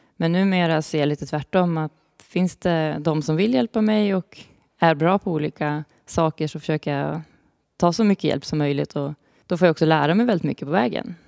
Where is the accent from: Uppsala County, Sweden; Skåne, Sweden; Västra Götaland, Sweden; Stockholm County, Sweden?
Uppsala County, Sweden; Uppsala; jag kommer ju från Uppsala